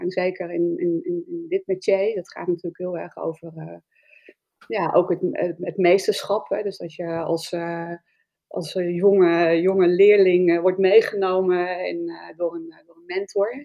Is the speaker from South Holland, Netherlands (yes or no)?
no; Spakenburg, Utrecht, Netherlands; Ik kom uit Spakenburg en ik kom uit een ondernemersfamilie